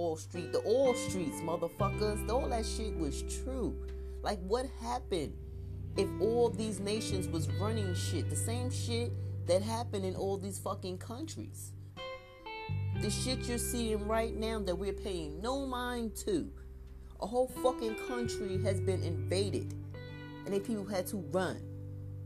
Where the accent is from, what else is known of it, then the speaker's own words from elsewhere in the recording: New York City, New York, United States; I grew up in Crown Heights